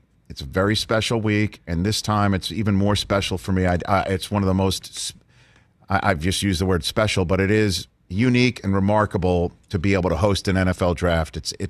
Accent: New York City, New York, United States; We're both from Staten Island.

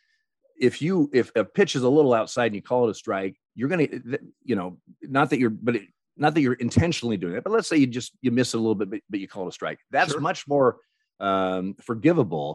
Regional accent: Eugene, Oregon, United States; I grew up in Eugene, Oregon

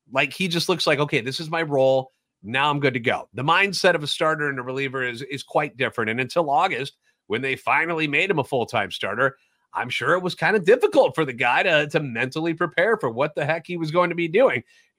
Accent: St. Louis, Missouri, United States; I'm a national radio sports anchor, born and raised in the Lou and a lifetime Cardinals fan

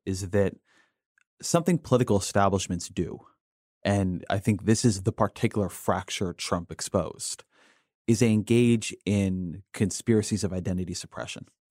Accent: California, United States; now in Washington, D.C., United States; I am from California

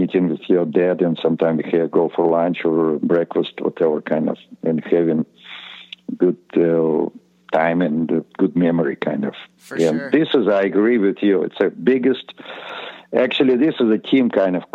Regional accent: Estonia; English is a second language; moved away as an adult; we just kind of came from Estonia

